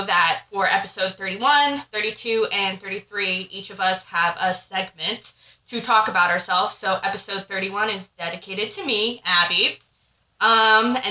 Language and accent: English; Tuckerton, New Jersey, United States; moved away; I'm originally from New Jersey. It's a small town called Tuckerton